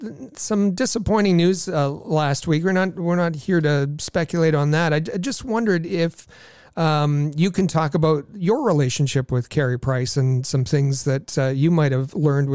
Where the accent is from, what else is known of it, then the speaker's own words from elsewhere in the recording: Thunder Bay, Ontario, Canada; who was a kid growing up in Thunder Bay